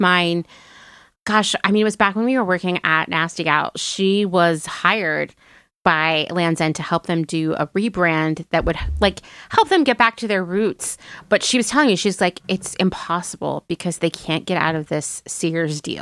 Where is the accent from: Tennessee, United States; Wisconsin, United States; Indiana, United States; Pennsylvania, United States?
Pennsylvania, United States; where I grew up in Pennsylvania